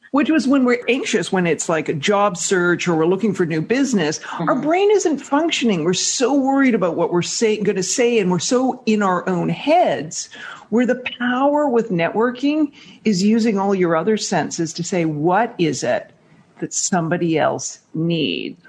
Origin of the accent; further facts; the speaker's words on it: Canada; accent: Canadian; moved away as an adult; now in New York, United States; I'm Canadian